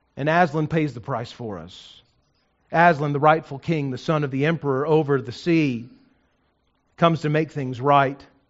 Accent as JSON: {"language": "English", "region": "New Mexico", "country": "United States", "tie": "born or raised there", "said": "I grew up in New Mexico"}